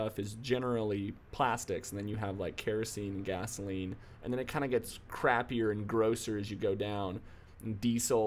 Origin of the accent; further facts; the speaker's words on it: San Diego, California, United States; I'm from San Diego